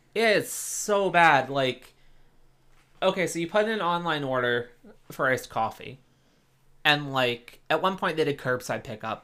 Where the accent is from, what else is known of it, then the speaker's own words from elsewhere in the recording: East Coast, United States; moved away; I'm originally from the East Coast